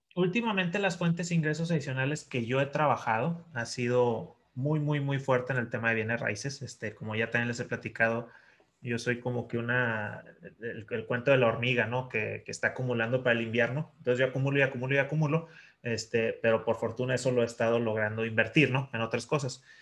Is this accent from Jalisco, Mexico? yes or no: no; Chihuahua, Mexico; la ciudad donde yo crecí, en Chihuahua